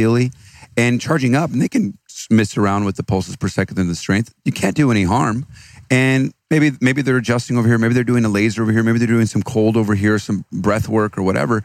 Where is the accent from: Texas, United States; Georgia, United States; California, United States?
Texas, United States; Austin; I'm from Austin, Texas